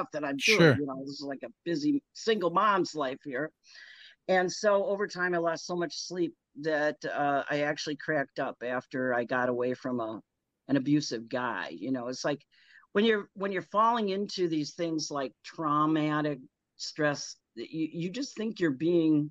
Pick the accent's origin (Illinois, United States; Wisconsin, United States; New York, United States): Wisconsin, United States; Janesville; also born or lived in Brookfield, Wisconsin; I'd go back to my hometown because I used to walk all over Janesville when it was small and safe